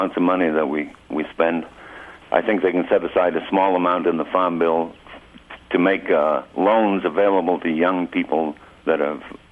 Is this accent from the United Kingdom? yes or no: yes; the north of England, United Kingdom; moved away as an adult; also born or lived in Bridger Mountains, Montana; now in Montana, United States; I'm from Northern England